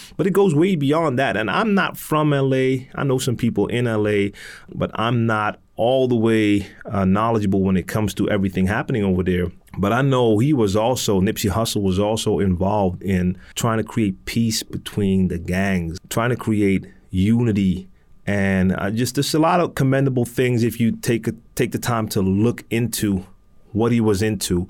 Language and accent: English; Amsterdam, North Holland, Netherlands; I'm from Amsterdam, born and raised, and I live in Amsterdam in the Netherlands.